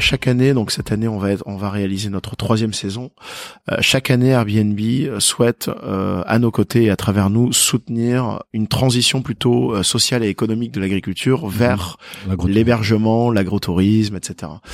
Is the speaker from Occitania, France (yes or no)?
yes; Perpignan, Occitania, France; je suis de Perpignan.